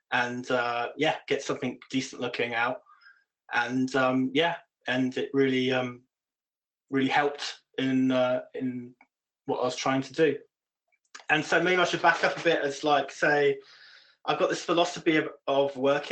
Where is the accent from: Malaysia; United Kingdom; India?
United Kingdom; moved away as an adult; now in Copenhagen, Denmark; I'm British